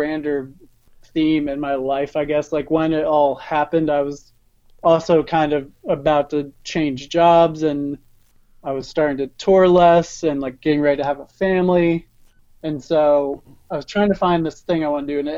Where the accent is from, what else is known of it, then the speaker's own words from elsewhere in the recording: Indiana, United States; I grew up in the Midwest. I grew up in Indiana